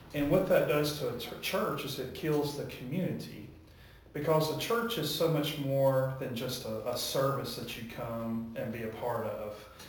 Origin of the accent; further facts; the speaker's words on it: Warrior, Alabama, United States; also born or lived in Texas; now in Wedowee, United States; I grew up in Alabama. I'm from Warrior, Alabama